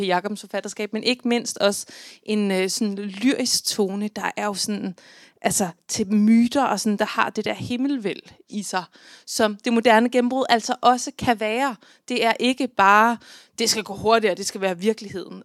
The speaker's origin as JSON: {"language": "Danish", "area": "Central Jutland", "region": "Central Denmark Region", "country": "Denmark", "tie": "born or raised there", "said": "født og opvokset på Midtjylland, som jeg er"}